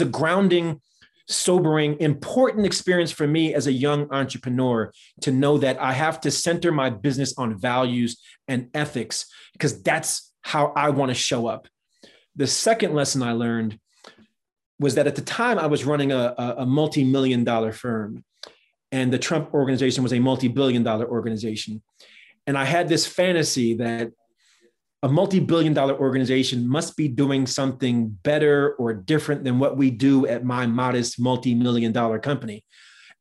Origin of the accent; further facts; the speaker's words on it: New Jersey, United States; I grew up in New Jersey